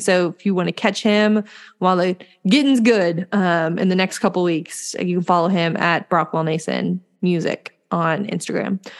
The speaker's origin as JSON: {"language": "English", "region": "the South", "country": "United States", "said": "we're from the South."}